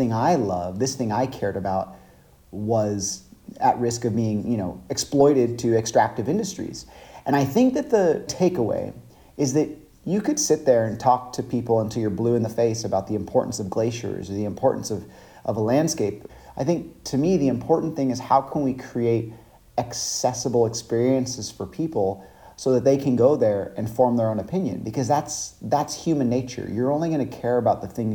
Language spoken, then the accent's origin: English; Five Cities, Central California, United States; I grew up in Central California, and I still live there today, actually. Small town called the Five Cities